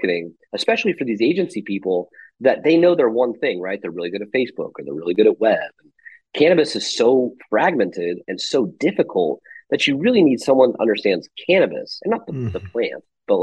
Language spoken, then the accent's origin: English; Las Vegas, Nevada, United States; I grew up in Las Vegas.